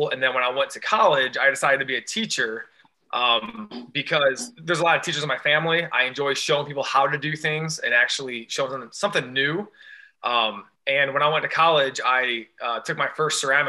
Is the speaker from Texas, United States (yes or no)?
no; Rossford, Ohio, United States; moved away as an adult; also born or lived in Bowling Green, Ohio; now in Cleveland, United States; I grew up near Toledo, Ohio, a little town called Rossford.